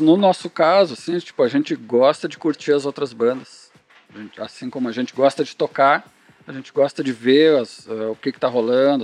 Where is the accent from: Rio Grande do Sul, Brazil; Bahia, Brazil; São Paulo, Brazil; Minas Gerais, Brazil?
Rio Grande do Sul, Brazil; Canoas; a gente é de Canoas